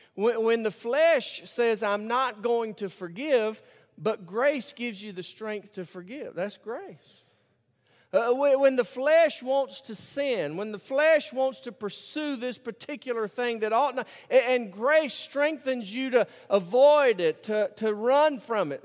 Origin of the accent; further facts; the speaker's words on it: Birmingham, Alabama, United States; I grew up in Birmingham, Alabama